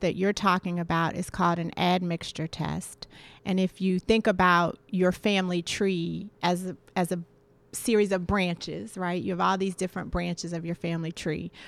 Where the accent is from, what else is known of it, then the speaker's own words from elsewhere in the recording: Washington, District of Columbia, United States; I grew up in Washington, D C in the seventies